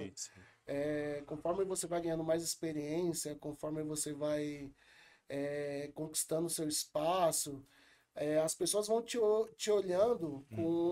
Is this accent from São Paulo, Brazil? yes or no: yes; São Paulo, Brazil; eu fui criado na Vila Missionária, uhum. é, aqui na Zona Sul de São Paulo.